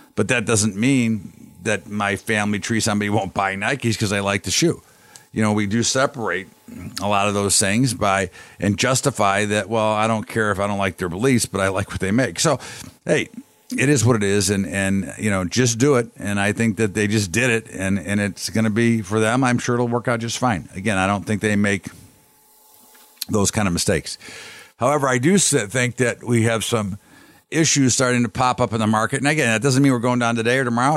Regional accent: United States; as an American

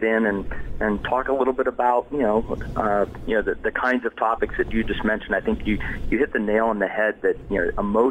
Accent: Western Pennsylvania, United States; moved away as an adult; also born or lived in Washington, D.C. area; I grew up in Western Pennsylvania, went to college in Northwest Pennsylvania, and ended up in the D.C. area right after school.

